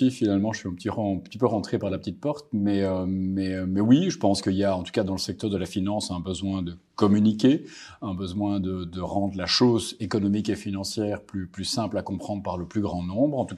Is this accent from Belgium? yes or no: yes; Brussels, Brussels-Capital Region, Belgium; also born or lived in Netherlands; Je viens de Bruxelles